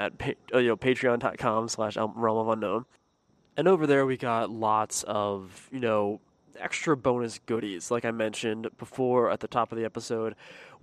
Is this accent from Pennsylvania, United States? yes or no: yes; Pennsylvania, United States; me growing up in Pennsylvania